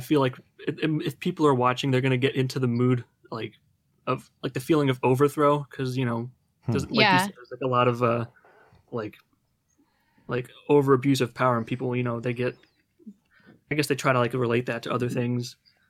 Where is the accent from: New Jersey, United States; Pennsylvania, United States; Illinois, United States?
New Jersey, United States; Like, I'm not even from California. I'm from New Jersey, but I'm interested in it.